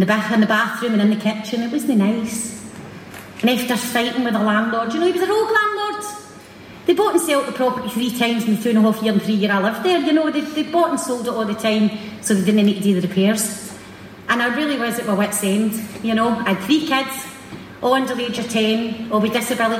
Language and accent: English; Glasgow, Scotland, United Kingdom; growing up in the East End of Glasgow during the Thatcher years